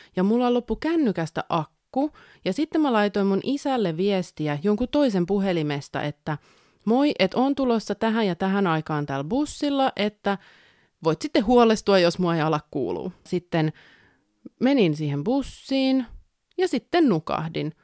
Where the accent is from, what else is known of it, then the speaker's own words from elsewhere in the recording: a small town in southern Finland, Finland; tähän eteläsuomalaiseen pikkukaupunkiin, mistä olen kotoisin